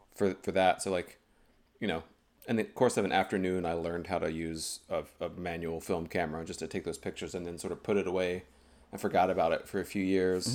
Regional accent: High Point, North Carolina, United States; moved away as an adult; also born or lived in Greensboro, North Carolina; now in Boston, United States; I was born in High Point, North Carolina

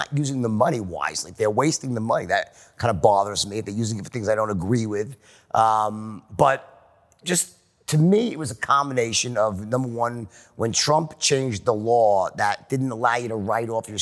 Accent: Long Island, New York, United States; moved away as an adult; also born or lived in Los Angeles; now in Miami, United States; we come from Long Island

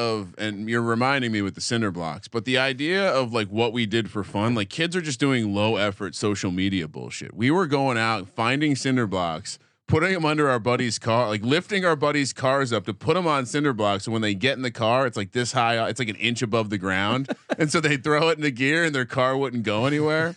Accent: New Jersey, United States; I grew up in New Jersey

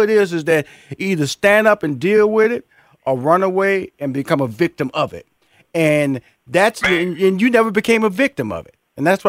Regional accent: Texas, United States; born or raised there

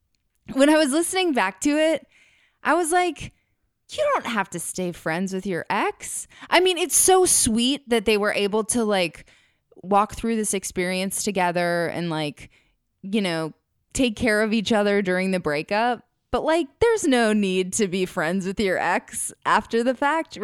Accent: Minnesota, United States; now in Los Angeles, United States; I'm from Minnesota, but this has nothing to do with me because I'm in LA now.

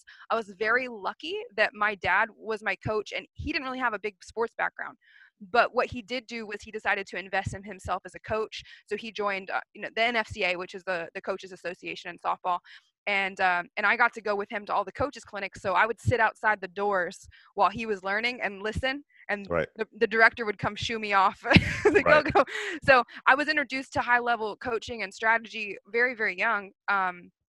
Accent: Texas, United States; I grew up in Texas

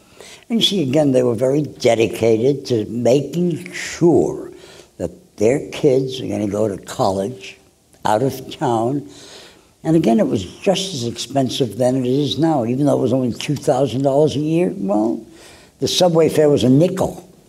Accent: Brooklyn, New York, United States; Well, Brooklyn was a beautiful place. My first job at the age of 12 was working in a drugstore

